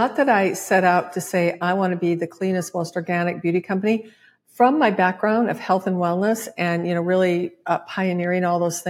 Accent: Midwest, United States; And as a Midwesterner, I was like, oh my God, your education, just go for it.

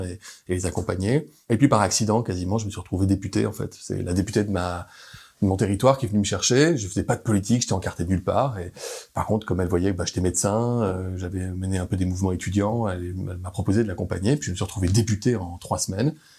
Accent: Grenoble, Auvergne-Rhône-Alpes, France; quand je rentre le week-end chez moi à Grenoble, que je vais voir les copains, que j'ai gardé depuis le lycée

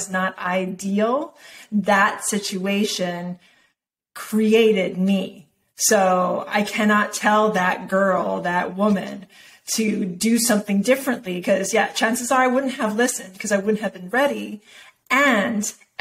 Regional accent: Hilo, Hawaii, United States; I was born in Hilo, Hawaii

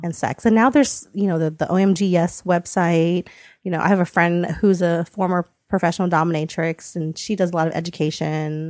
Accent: United States; I was born in the States

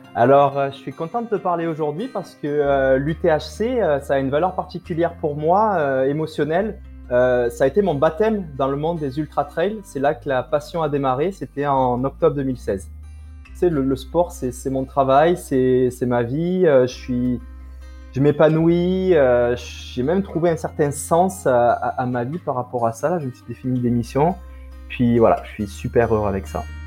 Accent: France; accent: French; moved away as an adult; now in Quebec, Canada; mon accent français me trahit, mais voilà, donc je suis d'origine euh, de France. Je suis installé au Québec depuis euh, environ 6 ans et demi

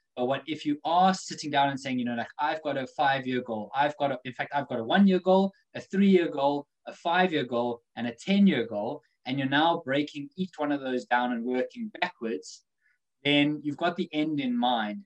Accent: South Africa; now in United Kingdom; growing up in Africa, that wasn't the thing. But since coming to the UK

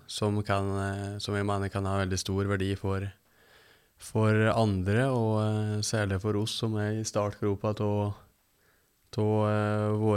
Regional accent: Innlandet, Norway; Vi er jo fra Lesja lengst oppi til helt ned på Lillehammer.

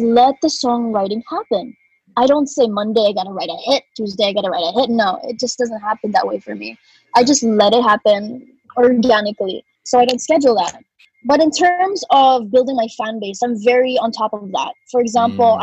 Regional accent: Cebu, Central Visayas, Philippines; born or raised there; also born or lived in Sydney, Australia / Manila

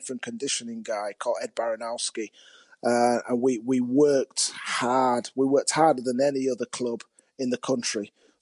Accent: Leeds, Yorkshire and the Humber, United Kingdom; I was from Leeds

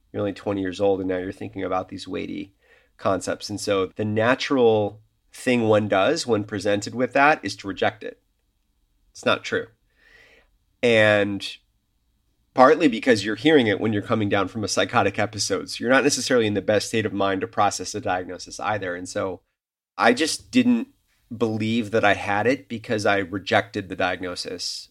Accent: Chicago, Illinois, United States; moved away as an adult; also born or lived in New York; I am back in my hometown, which is Chicago

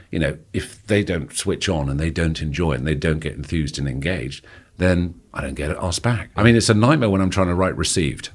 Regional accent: Kingston upon Thames, London, United Kingdom; accent: posh private school; I grew up in Kingston, uh, just outside London

